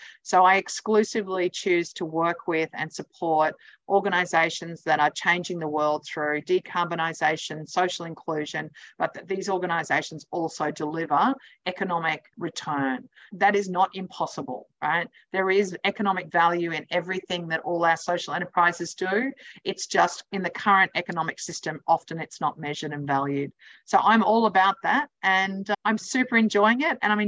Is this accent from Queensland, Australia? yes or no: yes; Brisbane, Queensland, Australia; moved away as an adult; also born or lived in New York City; chose to come back to Brisbane, which is my hometown